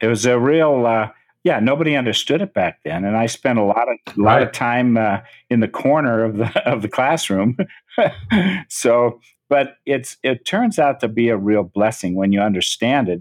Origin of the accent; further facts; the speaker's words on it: Menlo Park, California, United States; also born or lived in San Francisco; I was born in San Francisco, moved to Menlo Park, the country, uh, in 1951.